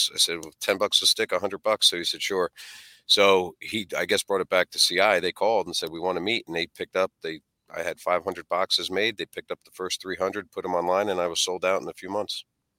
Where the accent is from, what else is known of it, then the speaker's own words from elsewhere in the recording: New Jersey, United States; I'm 6'6", 270, and I'm from Jersey.